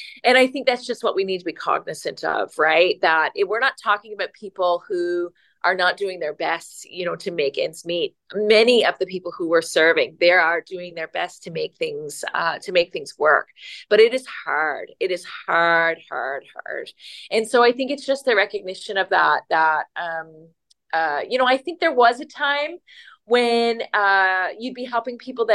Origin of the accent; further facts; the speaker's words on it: Newfoundland and Labrador, Canada; now in Richmond Hill, Canada; I'm originally from Newfoundland